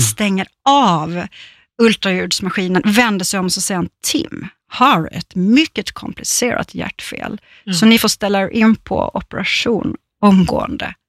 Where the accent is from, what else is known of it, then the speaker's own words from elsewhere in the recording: Småland, Sweden; som vi säger hemma i Småland